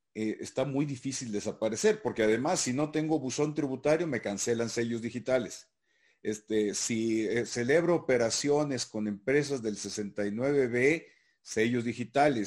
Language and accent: Spanish; Sinaloa, Mexico; en las costas sinaloenses, mi tierra